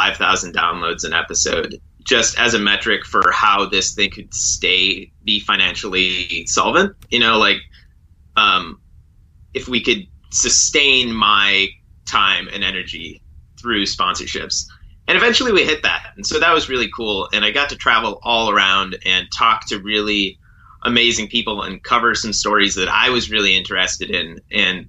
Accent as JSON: {"language": "English", "region": "Wisconsin", "country": "United States", "tie": "born or raised there", "also_born_or_lived": "Seattle / Alaska", "moved": "as an adult", "said": "a small river in Wisconsin where I grew up"}